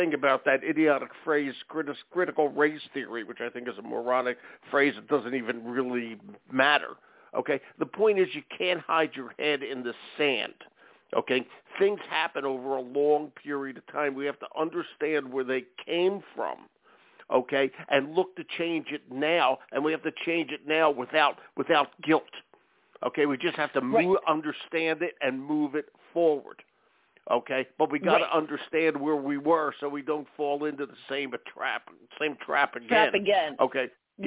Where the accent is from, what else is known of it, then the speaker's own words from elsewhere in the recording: Philadelphia, Pennsylvania, United States; also born or lived in Chicago; now in New England, United States; I grew up in Philadelphia